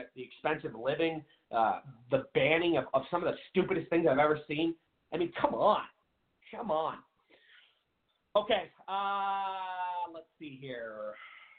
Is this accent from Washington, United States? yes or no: yes; Seattle, Washington, United States; I'm from Seattle, Washington.